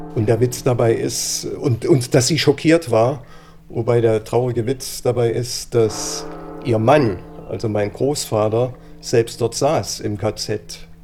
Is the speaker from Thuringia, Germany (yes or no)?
yes; Gera, Thuringia, Germany; ich bin in Gera groß geworden